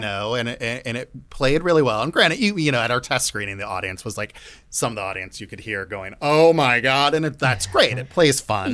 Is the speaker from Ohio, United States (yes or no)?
yes; Cleveland, Ohio, United States; moved away; I'm from Cleveland